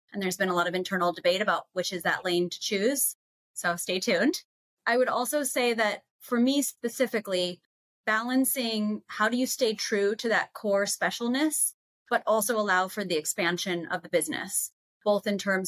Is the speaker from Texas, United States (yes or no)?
no; Boulder, Colorado, United States; also born or lived in Southampton, United States; I'm from Boulder and Southampton.